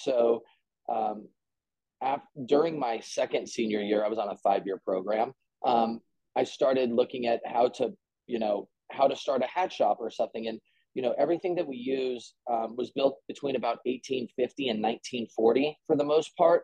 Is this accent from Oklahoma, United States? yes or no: no; Colorado, United States; now in Greeley, United States; I'm originally from Colorado